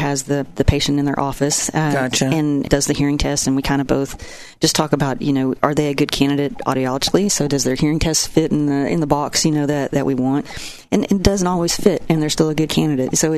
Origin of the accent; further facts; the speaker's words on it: Ardmore, Oklahoma, United States; now in Oklahoma City, United States; I'm from Ardmore. I was born and raised.